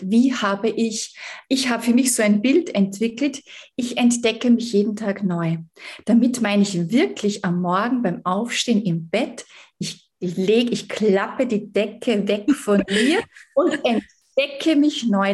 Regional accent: Salzburg, Austria; Ich komme aus Salzburg, aus dem Österreich.

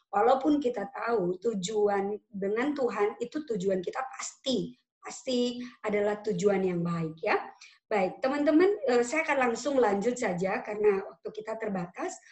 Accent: Pematangsiantar, North Sumatra, Indonesia; now in Bali, Indonesia; Sumatera atau di Siantar gitu karena saya berasal dari Siantar a bit different ya, sangat berbeda. Atau misalkan di Bali lah, saya sekarang lagi di Bali, beda, cara hidupnya berbeda.

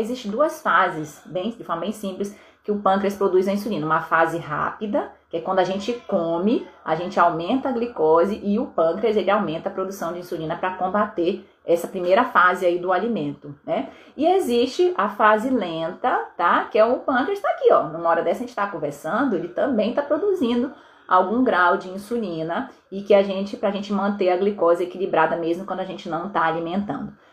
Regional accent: Vitória, Espírito Santo, Brazil; eu sou de Vitória, no Espírito Santo

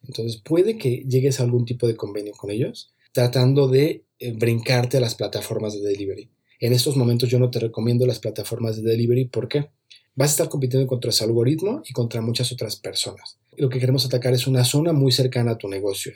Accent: Mexico; en mi país, aquí en México

